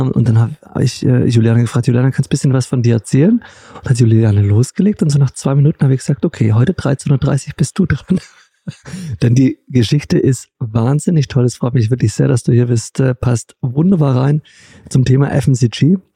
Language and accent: German; Stuttgart, Baden-Württemberg, Germany; wir haben einen wahnsinnig leckeren Veggie-Döner bei uns in Stuttgart